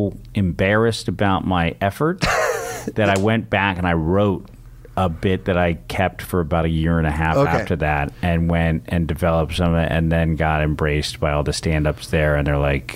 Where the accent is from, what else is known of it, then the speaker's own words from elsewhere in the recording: San Francisco, California, United States; And I grew up on a block with stand up comedians in San Francisco. Michael Meehan and Michael Pritchard were on my block growing up.